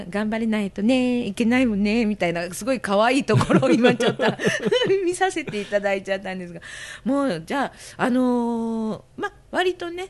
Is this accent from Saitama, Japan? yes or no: yes; Kawaguchi, Saitama, Japan; 皆さん川口リリアですよ、私のふるさとですね